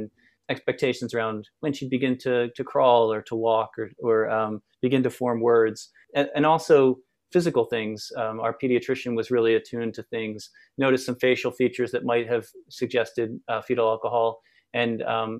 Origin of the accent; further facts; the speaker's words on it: outside Philadelphia, Pennsylvania, United States; moved away as an adult; now in Portland, United States; I grew up in just outside Philadelphia, a small town outside Philadelphia.